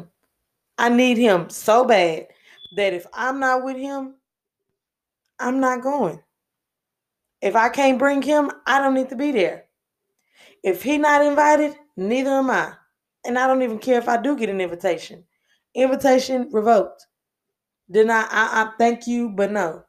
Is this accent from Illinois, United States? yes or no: no; Houston, Texas, United States; And I'm from Houston, Texas, born and raised.